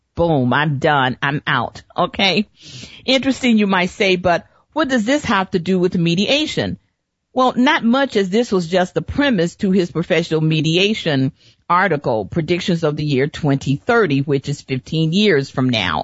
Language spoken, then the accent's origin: English; Chicago, Illinois, United States; moved away as an adult; now in Phoenix, United States; growing up in Chicago